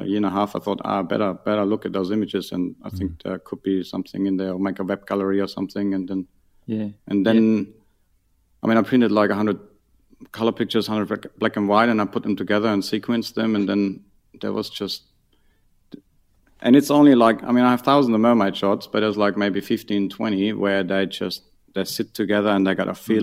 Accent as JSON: {"language": "English", "area": "near Munich, on the Ammersee", "region": "Bavaria", "country": "Germany", "tie": "born or raised there", "moved": "yes", "said": "I grew up near Munich on the Ammersee. So that's like 40 km out of Munich."}